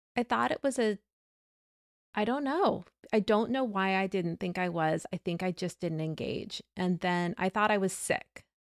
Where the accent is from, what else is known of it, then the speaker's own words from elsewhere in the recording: the South, United States; growing up in the South